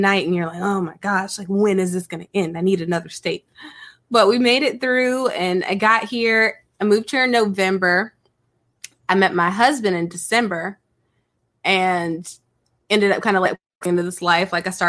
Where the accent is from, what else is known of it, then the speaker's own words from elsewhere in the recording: California, United States; born there; So first of all, I'm originally from California, like where I was born was in California, but I'm an Army brat.